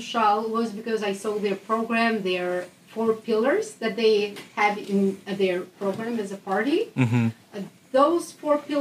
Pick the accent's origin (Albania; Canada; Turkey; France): Albania; moved away as an adult; now in Netherlands; I'm from Albania, a small country in the Balkans, but very nice. And I've been living in the Netherlands now for like 1 year and a half